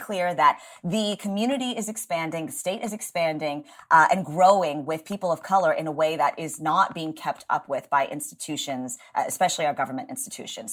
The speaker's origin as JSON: {"language": "English", "region": "Texas", "country": "United States", "tie": "born or raised there", "said": "my home state"}